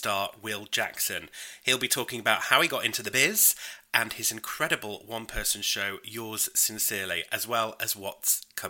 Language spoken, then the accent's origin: English; United Kingdom; I'm British.